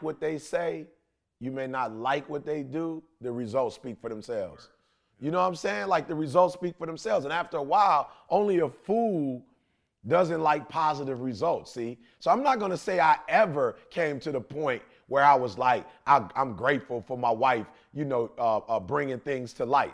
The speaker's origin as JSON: {"language": "English", "town": "Detroit", "region": "Michigan", "country": "United States", "tie": "born or raised there", "said": "I'm a kid from Detroit, high school dropout"}